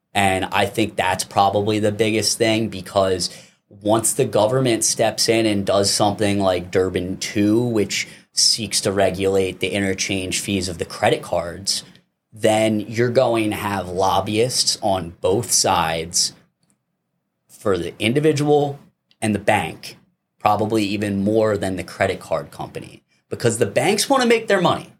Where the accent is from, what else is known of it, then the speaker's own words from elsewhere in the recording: East Coast, United States; moved away; I'm originally from the East Coast